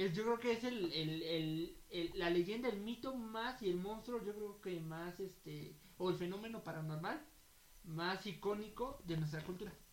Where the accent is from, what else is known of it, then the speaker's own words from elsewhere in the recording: Mexico; Nosotros que somos mexicanos